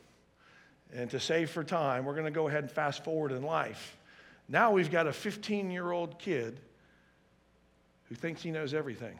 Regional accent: Atlanta, Georgia, United States; I grew up in the Atlanta area.

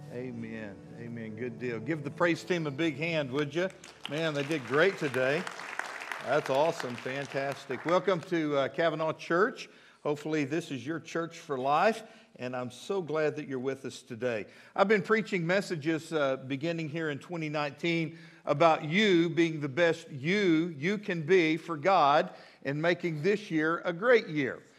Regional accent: Midland, Texas, United States; now in Fort Smith, United States; I grew up in Midland, Texas.

